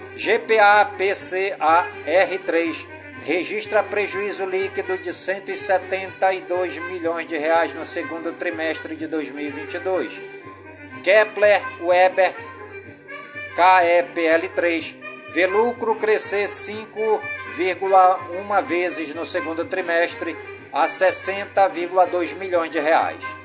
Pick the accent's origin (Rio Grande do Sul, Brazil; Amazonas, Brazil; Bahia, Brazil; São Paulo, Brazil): Amazonas, Brazil; Careiro da Várzea; also born or lived in Manaus; Careiro da Várzea, minha cidade natal.